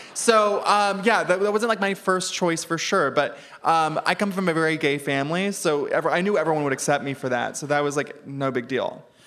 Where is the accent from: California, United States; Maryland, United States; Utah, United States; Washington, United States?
California, United States; Ventura; I'm from Ventura.